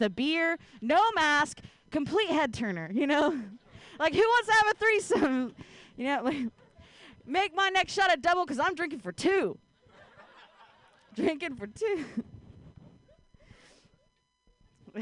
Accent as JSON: {"language": "English", "region": "Ohio", "country": "United States", "tie": "born or raised there", "moved": "yes", "lives_now": "San Francisco Bay Area, United States", "said": "I grew up in Ohio"}